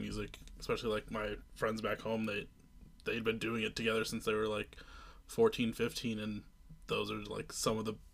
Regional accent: Iowa, United States; now in Minneapolis, United States; I'm in Minneapolis now, but I'm originally from Iowa.

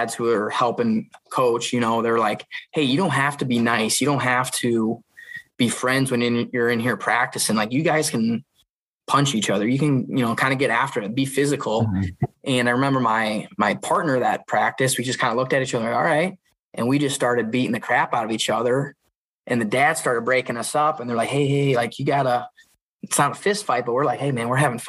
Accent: Epworth, Iowa, United States; also born or lived in Dubuque, Iowa; So just growing up in Dubuque, my dad had a little tumbling mat, and he'd have, you know, me and the brothers wrestle out in the living room on the mat. And then when we moved out to Epworth in the country

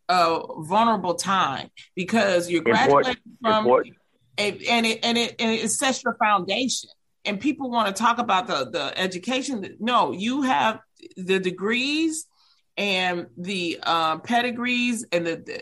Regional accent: Detroit, Michigan, United States; I was from Detroit.

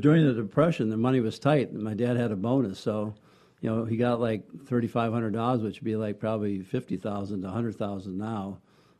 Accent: Columbus, Wisconsin, United States; now in Gainesville, United States; I'm from Wisconsin originally, a little town named Columbus. Columbus, Wisconsin is about 4,500 people. And my dad was a doctor there.

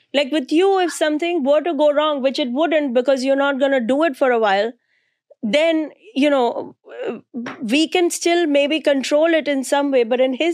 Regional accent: India; moved away as an adult; now in New York City, United States; I grew up in India in 1970s.

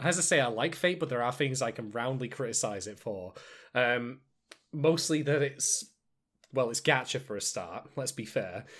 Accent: United Kingdom; I'm a British guy

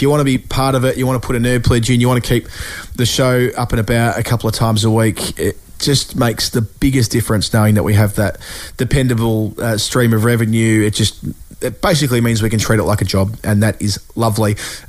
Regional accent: Australia

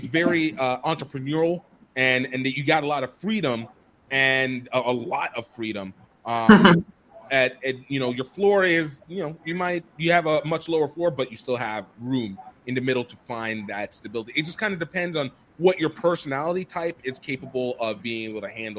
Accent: Nigeria; moved away; as a Nigerian

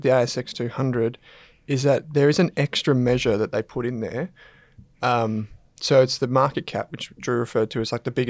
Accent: Australia; I'm Australian, mate. Vegemite on toast is like the thing that we're known for.

